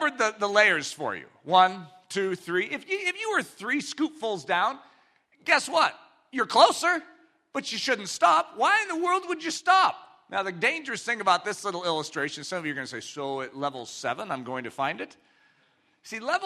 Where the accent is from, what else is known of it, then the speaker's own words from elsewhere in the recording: United States; I'm an American. I grew up in this country